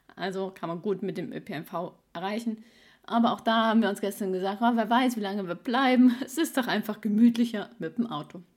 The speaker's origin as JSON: {"language": "German", "region": "East Germany", "country": "Germany", "also_born_or_lived": "Swabia", "moved": "yes", "said": "ich bin ein Ossi-Schwabe"}